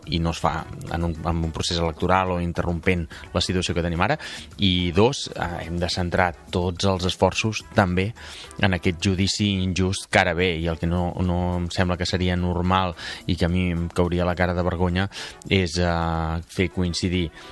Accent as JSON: {"language": "Catalan", "town": "Palafrugell", "region": "Catalonia", "country": "Spain", "said": "a presentar-me a les municipals del meu poble i acabar siguent alcalde de, de Palafrugell"}